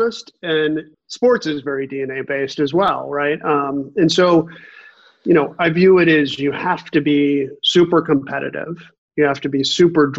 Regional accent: Kansas City, Missouri, United States; moved away as an adult; now in San Francisco Bay Area, United States; I grew up in Kansas City, went to the University of Missouri

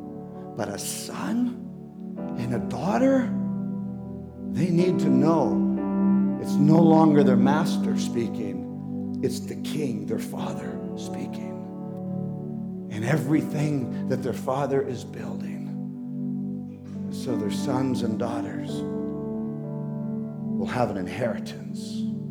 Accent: Amazon, Peru; I remember in Peru when I was growing up in the Amazon jungles

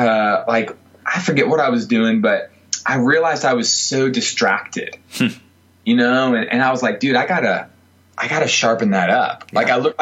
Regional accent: the South, United States; I mean, I know I'm from the South, and I know there's rednecks everywhere, but it's wheelbarrow, not wheelbarrow.

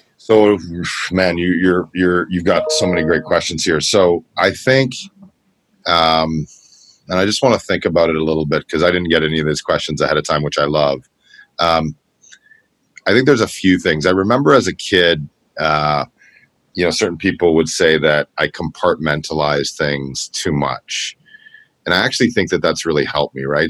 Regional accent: Toronto, Ontario, Canada; we grew up in Scarborough together uh, in the same neighborhood, Kingston Galloway

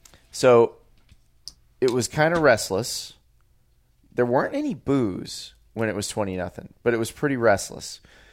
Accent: the South, United States; I'm from the South.

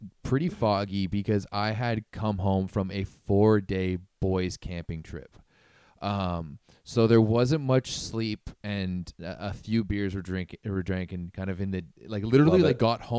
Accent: Ottawa, Ontario, Canada; I grew up in Ottawa.

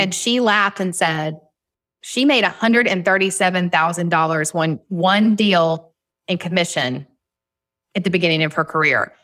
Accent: Southern, United States; accent: Southern; my Southern accent

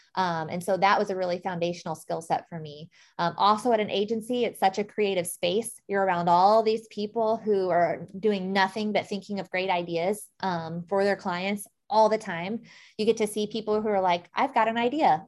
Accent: Christian County, Illinois, United States; I'm from Christian County, Illinois

